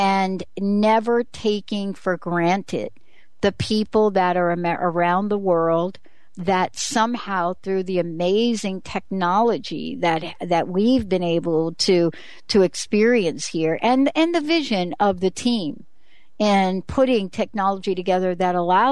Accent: New York City, New York, United States; my life growing up in the Bronx

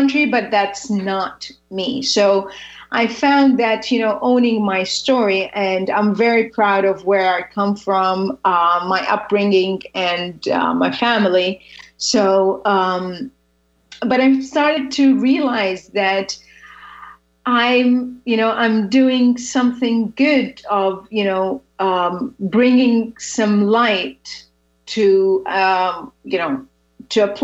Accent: Saudi Arabia; I'm from Saudi Arabia.

